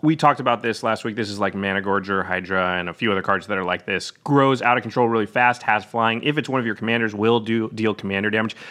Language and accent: English; Hawaii, United States; As a Hawaiian